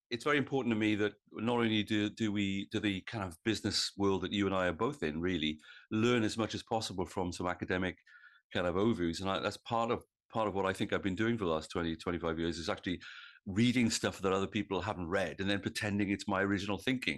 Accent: Wales, United Kingdom; now in New South Wales, Australia; I come from, as I think of it, Old South Wales

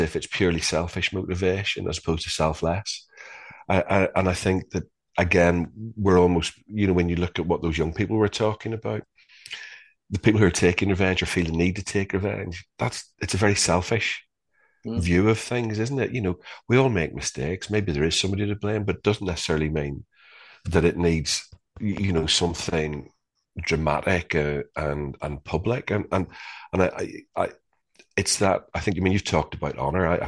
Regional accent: Northern Ireland, United Kingdom; growing up in Northern Ireland in the 70s and the 80s

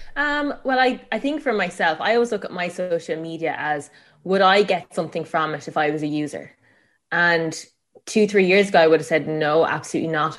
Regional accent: Tipperary, Munster, Ireland; I grew up in Tipperary, um, on a farm.

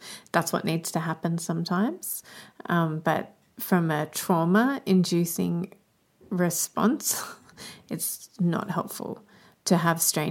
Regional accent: Australia; as an Australian

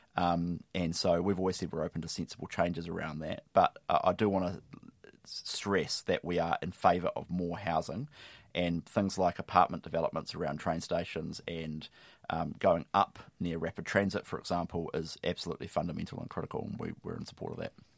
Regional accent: Lower Hutt, Wellington, New Zealand; I grew up on the Hutt

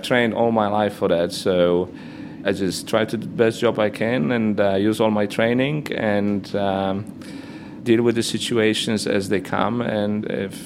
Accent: Poland; accent: Polish; English is a second language; also born or lived in Gdańsk, Poland; I'm obviously Polish, as you can or you cannot gather from my accent.

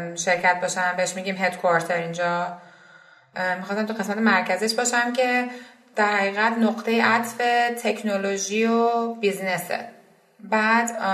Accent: Isfahan, Iran; moved away as an adult; also born or lived in Mazandaran / United States / Vancouver, Canada; now in Canada; من متولد اسفند 61 م شهر اسفهان به دنیا

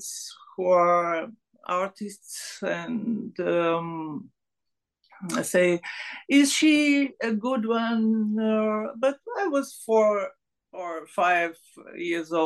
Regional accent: Sofia, Sofia City, Bulgaria; English is a second language; I was born here in Sofia, and the capital one, the capital of Bulgaria

